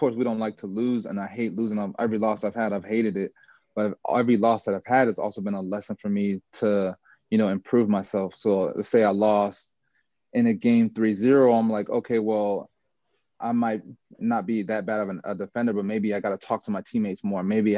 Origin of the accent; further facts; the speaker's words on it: Washington, District of Columbia, United States; also born or lived in Olney, Maryland / Jamaica (ancestry); now in Charlotte, United States; I'm from DC